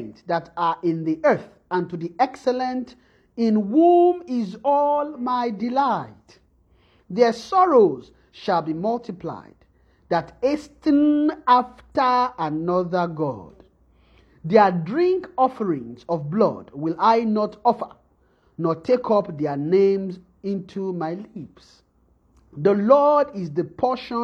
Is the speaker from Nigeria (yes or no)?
yes; Nigeria; moved away; when we are coming from Nigeria